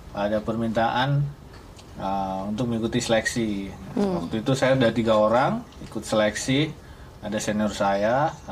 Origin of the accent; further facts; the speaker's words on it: Purwokerto, Central Java, Indonesia; Saya asal Purwokerto, Jawa Tengah.